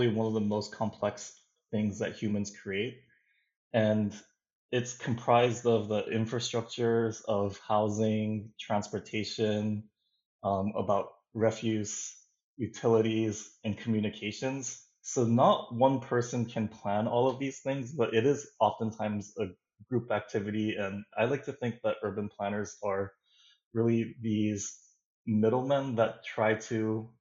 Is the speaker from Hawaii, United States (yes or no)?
yes; Hawaii, United States; I am from Hawaii, which is very constricted in terms of land